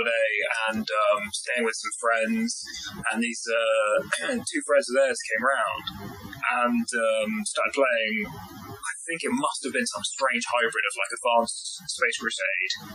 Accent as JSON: {"language": "English", "area": "West Country", "region": "South West England", "country": "United Kingdom", "tie": "born or raised there", "said": "I grew up down in the West Country"}